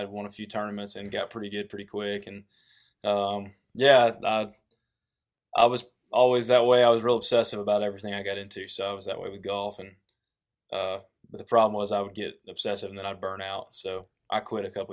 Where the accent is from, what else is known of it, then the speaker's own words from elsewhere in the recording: East Tennessee, United States; they'd all mess with me about my accent, and they started calling me Tennessee